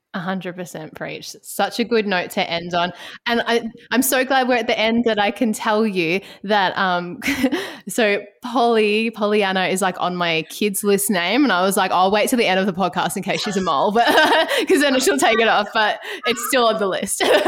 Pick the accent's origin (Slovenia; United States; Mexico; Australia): Australia; Ballarat, Victoria; now in Melbourne, Australia; I'm originally from Ballarat